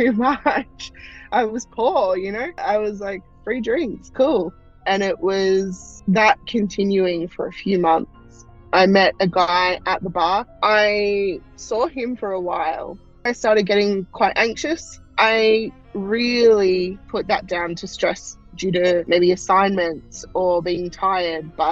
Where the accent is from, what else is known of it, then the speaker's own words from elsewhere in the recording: Australia; I am from Australia